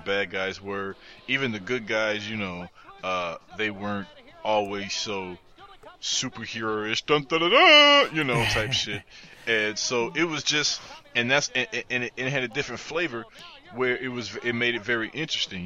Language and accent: English; Midwest, United States; I was a kid from the Midwest. I'm coming out